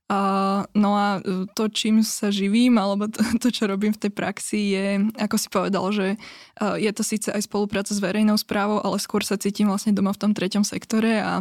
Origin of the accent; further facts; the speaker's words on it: Piešťany, Trnava Region, Slovakia; also born or lived in Brno; projektom v Piešťanoch, odkiaľ pochádzam